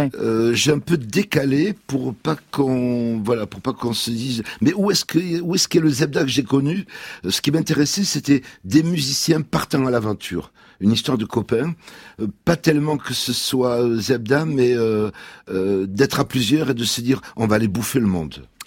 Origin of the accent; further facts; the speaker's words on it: France; la France est à nous parce qu'on est français